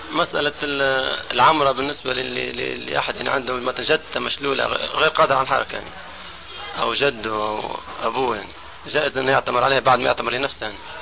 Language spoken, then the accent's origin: Arabic; Egypt; عندنا في مصر